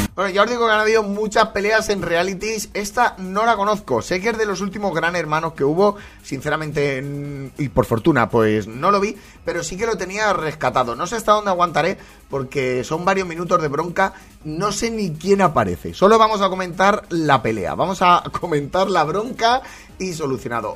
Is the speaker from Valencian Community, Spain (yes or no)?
yes; Valencian Community, Spain; como valenciano